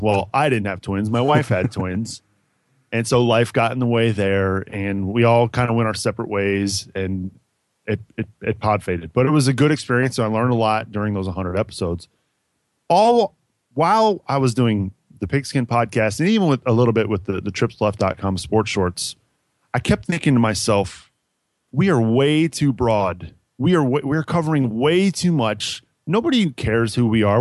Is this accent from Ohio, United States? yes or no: yes; Cincinnati, Ohio, United States; Growing up in Cincinnati, I'm a huge Bengals fan